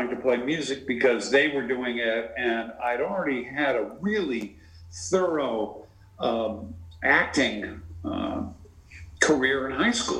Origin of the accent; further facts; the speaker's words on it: Marblehead, Massachusetts, United States; also born or lived in Connecticut; I grew up in a little town north of Boston called Marblehead, Massachusetts, and when I was about 3 years old, 3 and a half, we moved back to Marblehead and from Connecticut, where my father was working in New York